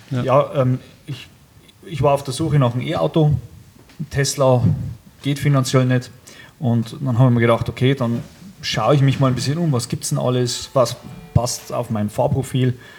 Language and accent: German; Upper Palatinate, Bavaria, Germany; accent: Upper Palatinate; Ich komme aus der Oberpfalz